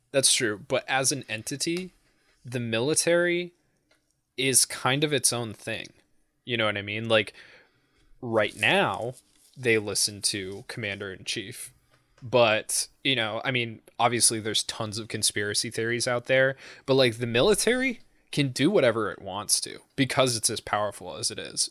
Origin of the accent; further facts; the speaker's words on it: New England, United States; I'm from New England.